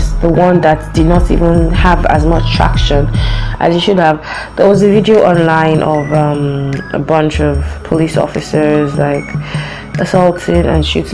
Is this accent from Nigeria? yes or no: yes; Lagos, Nigeria; I was born in Lagos, so kind of grew up with traffic.